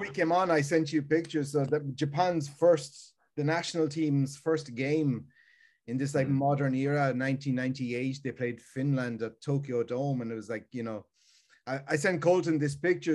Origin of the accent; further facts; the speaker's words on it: Ireland; moved away; I grew up in Ireland